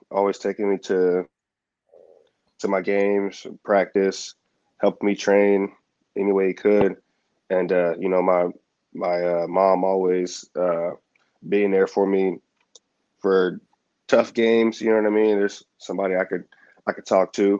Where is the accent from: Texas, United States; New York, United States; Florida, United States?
Texas, United States; Houston; get drafted, and then by my hometown